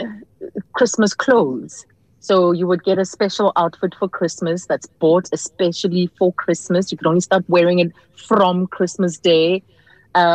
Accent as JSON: {"language": "English", "town": "Johannesburg", "region": "Gauteng", "country": "South Africa", "tie": "born or raised there", "said": "I was a girl from Pimville, Soweto"}